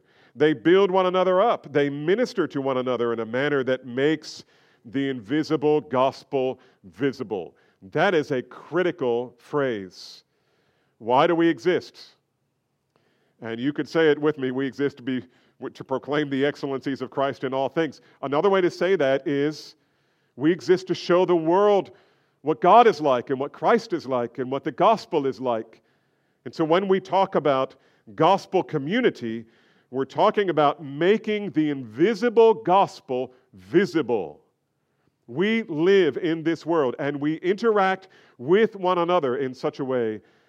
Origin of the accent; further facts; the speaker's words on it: New Jersey, United States; Look, I grew up in New Jersey. We were trained not to make eye contact.